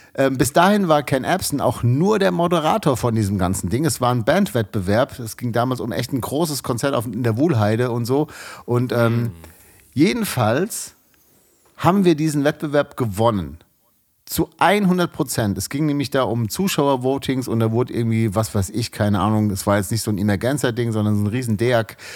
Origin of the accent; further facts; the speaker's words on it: Frankfurt am Main, Hesse, Germany; ich komme aus Frankfurt